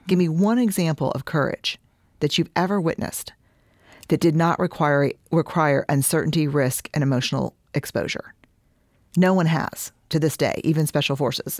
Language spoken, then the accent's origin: English; Houston, Texas, United States; I'm from Houston